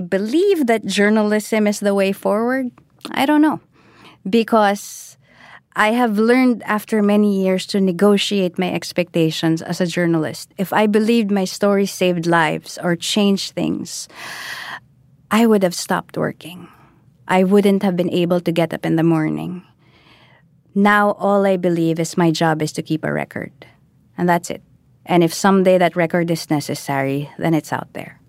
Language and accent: English; Philippines; I am Filipino